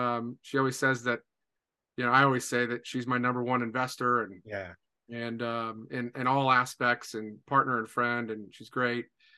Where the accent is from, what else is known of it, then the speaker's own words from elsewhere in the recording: Indiana, United States; also born or lived in Wabash, Indiana / Maryland / Portage, Indiana / Hobart, Indiana; I was born here in Indiana, in Wabash, Indiana.